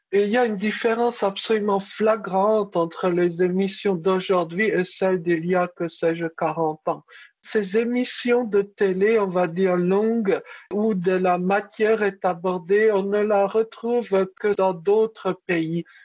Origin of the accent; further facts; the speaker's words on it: France; Donc j'avais répondu en arabe que je venais de France.